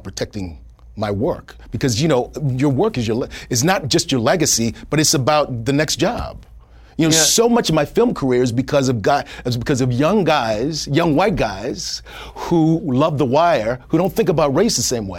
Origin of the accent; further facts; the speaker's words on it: Kenya; I'm Kenyan, so I know how dangerous elephants are.